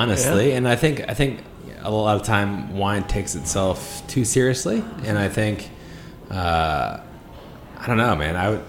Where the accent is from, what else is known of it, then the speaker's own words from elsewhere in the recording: Michigan, United States; I'm also from Michigan.